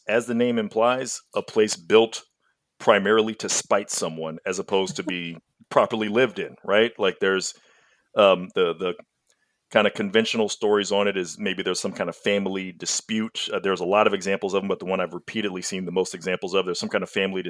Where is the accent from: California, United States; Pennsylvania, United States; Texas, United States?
Texas, United States; It's an enormous, ridiculous state. Even as a Texan, it's really weird